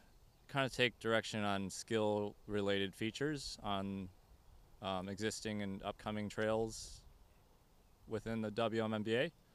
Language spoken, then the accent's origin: English; Fennville, Michigan, United States; I'm from Fenville, Michigan, small town.